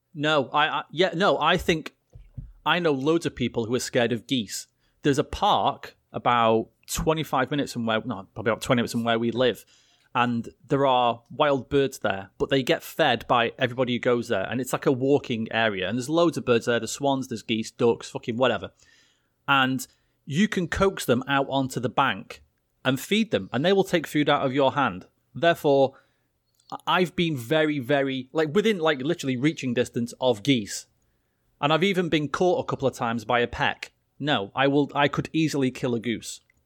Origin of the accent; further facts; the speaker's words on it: England, United Kingdom; I'm English